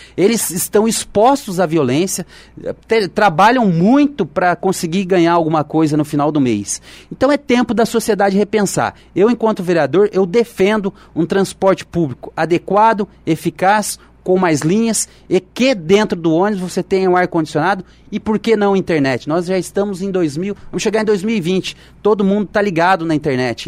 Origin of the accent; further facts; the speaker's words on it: Olímpio Noronha, Minas Gerais, Brazil; now in Jacareí, Brazil; na minha terra lá, no, em Minas